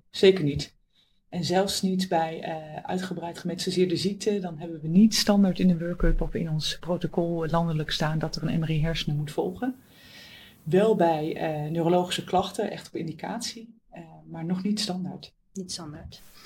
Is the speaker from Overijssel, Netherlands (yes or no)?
yes; Oldenzaal, Overijssel, Netherlands; moved away as an adult; now in Utrecht, Netherlands; Ik ben afkomstig uit het oosten van het land, eh, uit Oldenzaal. En ben daar geboren en heb, ben daar eigenlijk ook mijn hele jeugd, eh, opgegroeid.